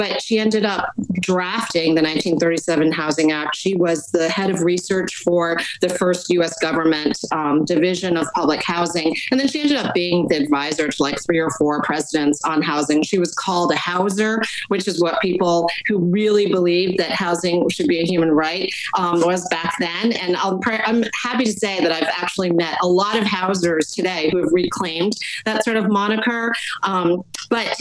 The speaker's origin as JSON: {"language": "English", "town": "Poughkeepsie", "region": "New York", "country": "United States", "tie": "born or raised there", "said": "When I grew up in Poughkeepsie, my textbooks never had anything"}